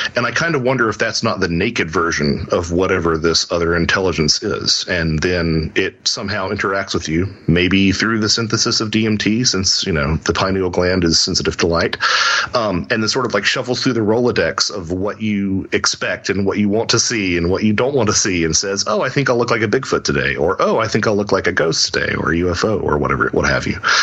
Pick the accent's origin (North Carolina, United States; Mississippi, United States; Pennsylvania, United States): North Carolina, United States; Lake Norman; I grew up on Lake Norman in North Carolina